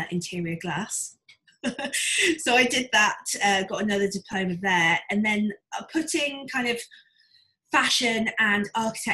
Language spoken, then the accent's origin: English; Wolverhampton, West Midlands, United Kingdom; moved away as an adult; now in London, United Kingdom; I grew up in Wolverhampton, which is in the middle of Wolverhampton in Shropshire.